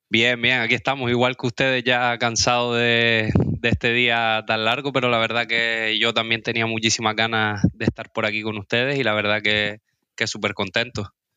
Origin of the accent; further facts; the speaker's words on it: Las Palmas de Gran Canaria, Canary Islands, Spain; yo soy de Las Palmas de Gran Canaria, tengo 27 años